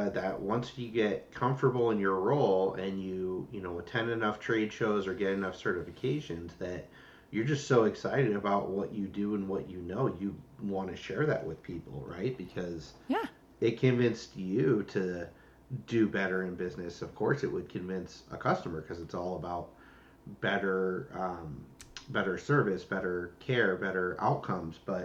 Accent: Los Angeles, California, United States; I'm from Los Angeles

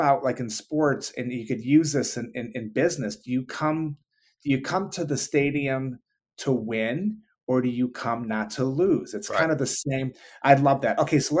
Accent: Detroit, Michigan, United States; I am a big Yankee fan, even though I grew up in Detroit.

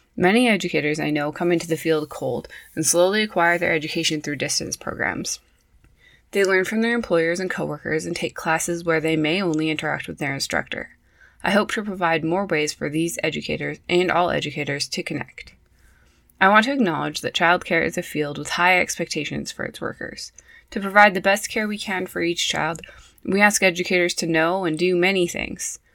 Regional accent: Prince George, British Columbia, Canada; also born or lived in Saskatoon; I was raised in Prince George, BC.

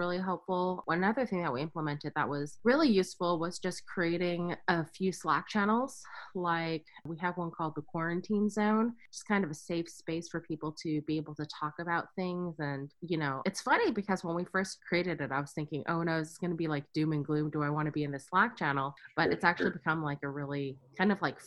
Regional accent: Silicon Valley, California, United States; growing up in the Silicon Valley

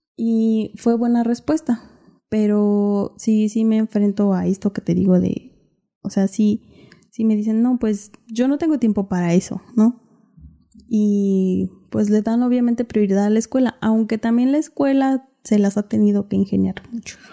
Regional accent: Ocumicho, Michoacán, Mexico; la gente de, de mi pueblo

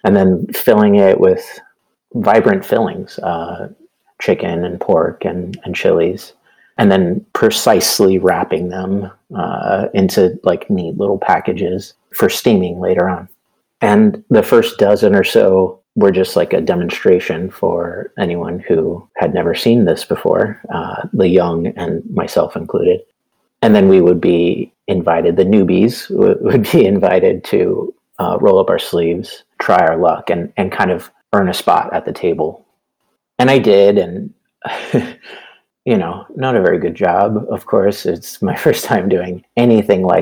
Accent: San Antonio, Texas, United States; I grew up in San Antonio, Texas, so we could be close to family

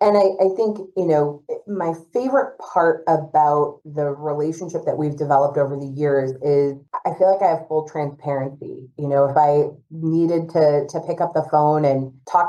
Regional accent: New England, United States; moved away as an adult; also born or lived in San Diego; now in Boston, United States; I'm from New England, born and raised, so I had to come back to my roots

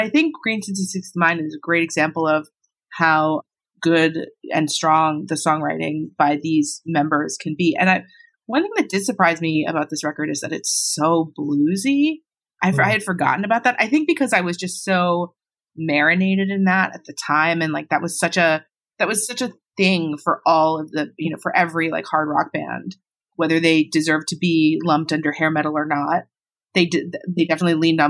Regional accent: Long Island, New York, United States; I grew up on Long Island

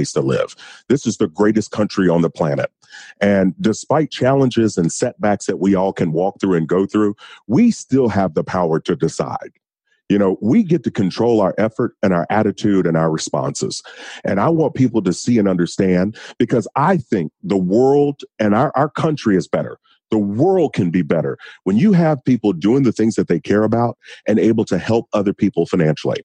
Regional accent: Kentucky, United States; I'm from Kentucky

